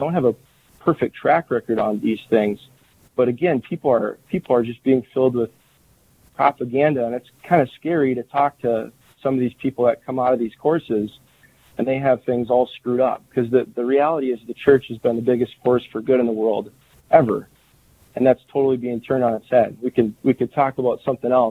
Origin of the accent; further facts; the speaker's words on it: Minnesota, United States; I'm from the Minnesota area